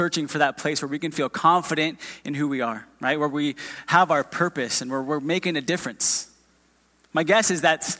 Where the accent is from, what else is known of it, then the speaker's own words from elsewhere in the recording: a few miles from Disneyland, Southern California, United States; moved away as an adult; now in Round Rock, United States; We're not from Texas originally. We're from Southern California.